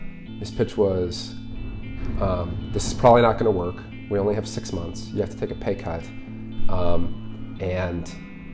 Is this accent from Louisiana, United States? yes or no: no; Colorado Springs, Colorado, United States; moved away as an adult; also born or lived in Boulder / Seattle; Colorado. I grew up in Colorado Springs